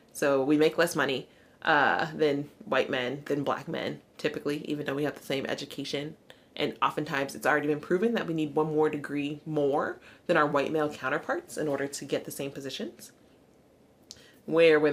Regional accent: the South, United States; growing up in the South

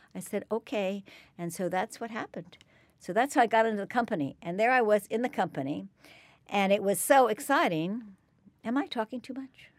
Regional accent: Berkeley, California, United States; I grew up in Berkeley, California

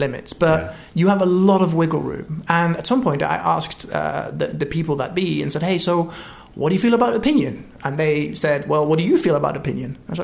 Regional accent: United Kingdom; moved away as an adult; now in California, United States; I'm British

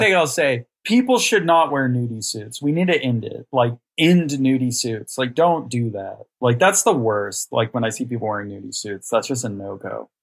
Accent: Amarillo, Texas, United States; I'm from Amarillo, Texas, born and raised here. I've only lived in Texas.

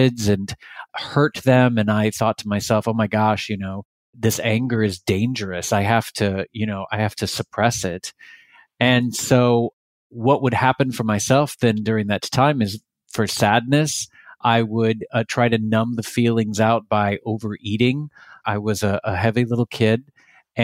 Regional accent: Texas, United States; now in California, United States; I grew up in Texas.

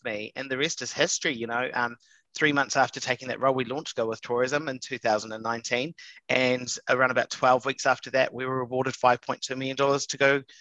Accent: Invercargill, Southland, New Zealand; moved away; I left school at 15. I'm a boy from Invercargill.

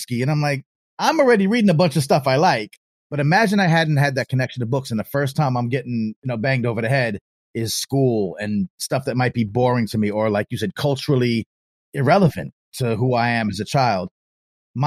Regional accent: Long Island, New York, United States; the children's library where I grew up on Long Island, New York

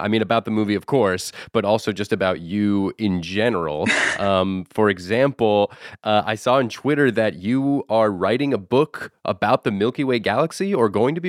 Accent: Florida, United States; I adopted Florida, my home state.

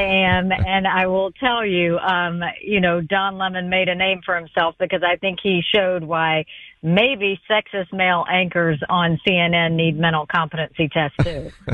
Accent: South Carolina, United States; I grew up in a rural town in South Carolina, population 2,500, two stoplights

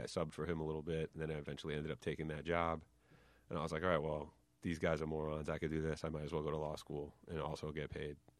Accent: White Plains, New York, United States; accent: New York; I grew up in New York, but in, like, White Plains.

